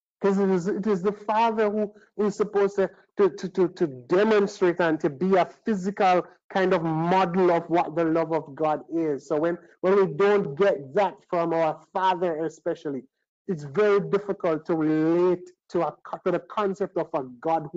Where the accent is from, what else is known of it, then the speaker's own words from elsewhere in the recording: Trinidad & Tobago; I was born in Trinidad